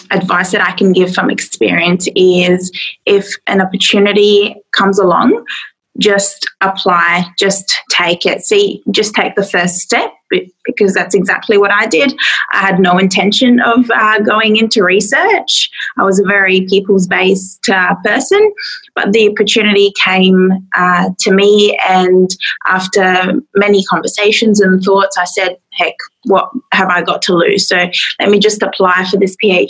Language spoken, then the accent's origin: English; Adelaide, South Australia, Australia; I'm from Adelaide in South Australia